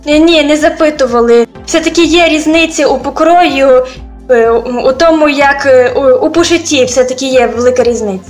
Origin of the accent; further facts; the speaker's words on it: Ukraine; first language Ukrainian; moved away as an adult; now in Algeria; Ми думаємо моєю рідною мовою, а це українська